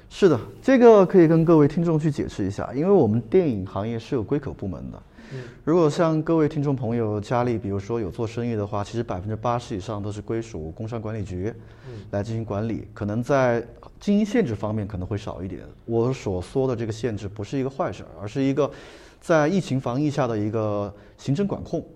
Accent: China; 我们中国人的自豪

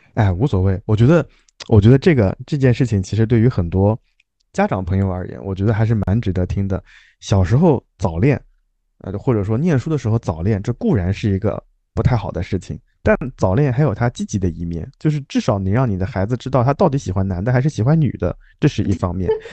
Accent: Jiangsu-Zhejiang-Shanghai area, China; 在包邮区有，有像你那样的，就是快乐的童年，也有像我这样的处于，呃，折磨的童年

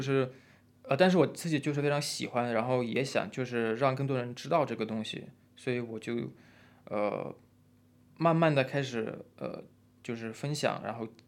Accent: Russia; Chinese is a second language; moved away as an adult; also born or lived in Shenzhen, China; now in China; 我出生和长大都是在比较冷的一个地方，冷的地方

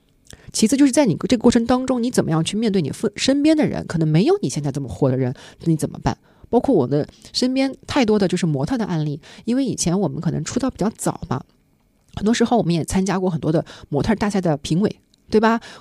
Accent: Shanghai, China; 但我是一个作为上海人，回到上海之后呢，家人都在这儿，朋友都在这儿，我还是会想要回来啊。

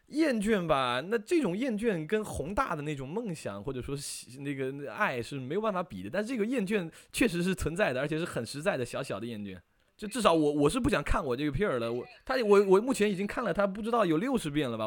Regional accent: Fuzhou, Fujian, China; 然后是福建福州人

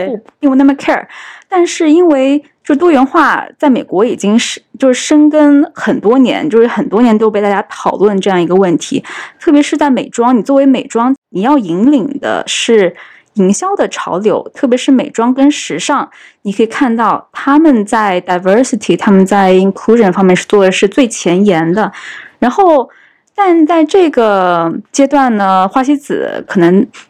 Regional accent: China; 我作为一个中国人，我平常就是 呃，就，就是消费者之一

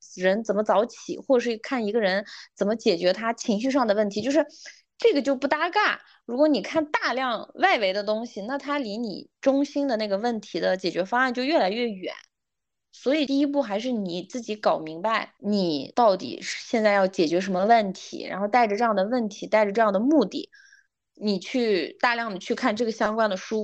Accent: a small remote county town in Xinjiang, China; first language Uyghur; Chinese is a second language; 我是九一年的嘛，所以，然后呢，我又是来自一个新疆一个比较偏远的小县城吧，所以其实小的时候我们县城只有一个新华书店

